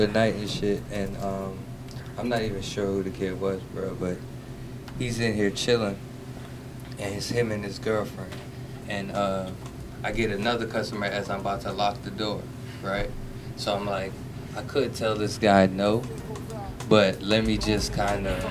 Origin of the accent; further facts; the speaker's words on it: Florida, United States; I'm from Florida. I've been in Florida long enough